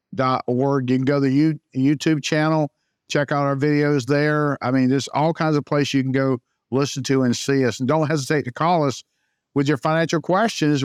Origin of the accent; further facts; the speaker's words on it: Jacksonville, Florida, United States; also born or lived in Saint Augustine, Florida; I was born and raised in Jacksonville, Florida